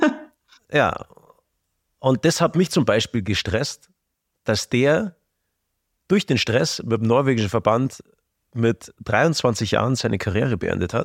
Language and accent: German; Bavaria, Germany; wir kommen ja aus Bayern, gell, und da unten im Süden